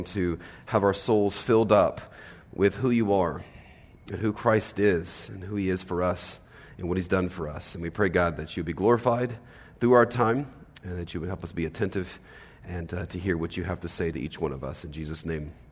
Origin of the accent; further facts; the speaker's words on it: Los Angeles, California, United States; moved away as an adult; I'm from Los Angeles